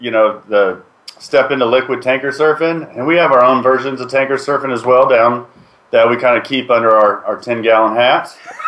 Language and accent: English; Corpus Christi, Texas, United States; moved away; I grew up down in Corpus Christi, which is about 2.5 hours north of the border.